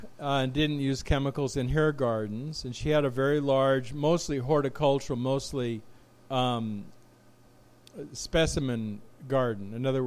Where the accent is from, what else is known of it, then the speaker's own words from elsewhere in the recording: Los Angeles, California, United States; You know, Los Angeles County mostly. Glendora, Cucamonga, Claremont.